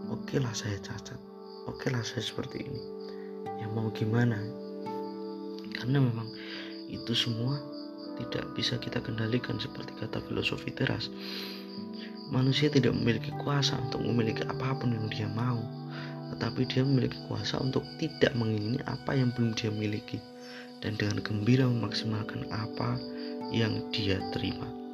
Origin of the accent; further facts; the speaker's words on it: Indonesia; kita lahir di Indonesia